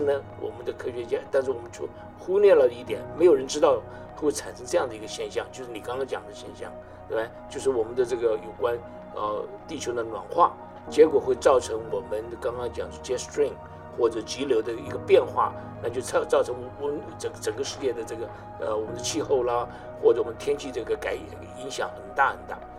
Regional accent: Taiwan; moved away; 我， 我从台湾来

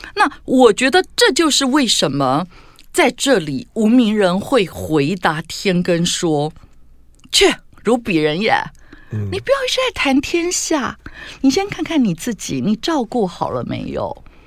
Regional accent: Tainan, Taiwan; 因为我们家是台南人

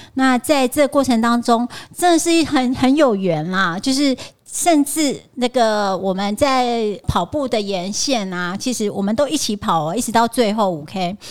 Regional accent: Taiwan; 我穿着台湾的国旗装，还是在我从台湾来的

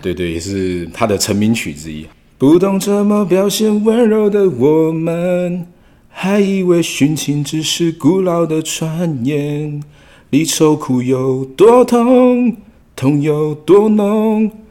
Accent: Hualien City, Hualien County, Taiwan; 我是花莲人，花莲

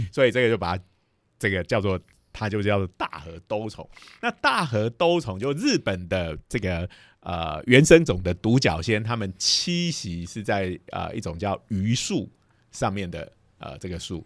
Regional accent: Taiwan; 我们台湾的小学生、中学嗯。生都要做科展

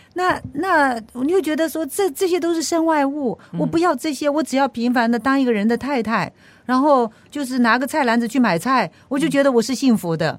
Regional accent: Penghu County, Taiwan; moved away; 我是从淳朴的乡下澎湖来的

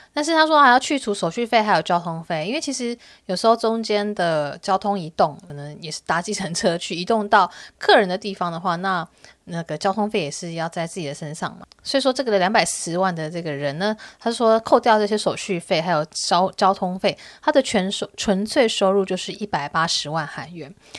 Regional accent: Taiwan; 因为我是台湾人嘛

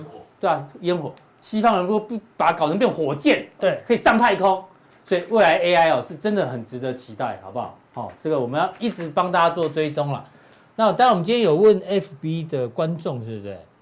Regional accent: Pingzhen, Taoyuan, Taiwan; 我们老家在平镇

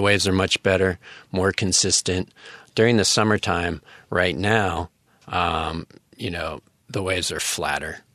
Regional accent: United States; moved away as an adult; now in Taiwan; as an American, um, living in Taiwan

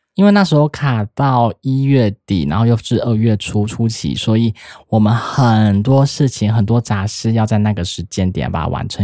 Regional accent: Taiwan; 我们台湾人应该很熟悉不过吧

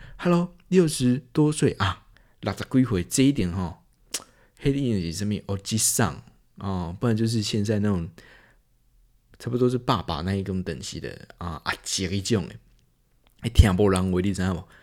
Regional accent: Taiwan; 我们身在台湾，死在台湾

